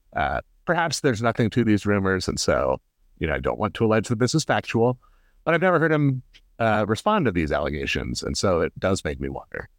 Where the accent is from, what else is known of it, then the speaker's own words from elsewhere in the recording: Indianapolis, Indiana, United States; I grew up in Irvington